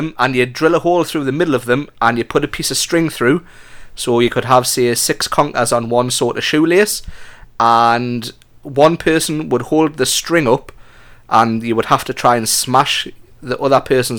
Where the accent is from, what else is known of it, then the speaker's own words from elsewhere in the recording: Geordie, North East England, United Kingdom; accent: Geordie; moved away; I think I'm a Jordy trapped in an American. I think I'm American trapped in a Jordy body.